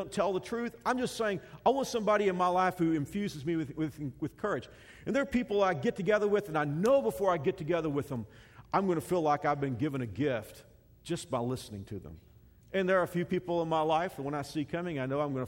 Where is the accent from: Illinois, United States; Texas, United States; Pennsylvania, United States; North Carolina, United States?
Texas, United States; When I grew up in Texas, my schools, the neighborhood where I was pretty close to a large Baptist seminary called Southwestern Seminary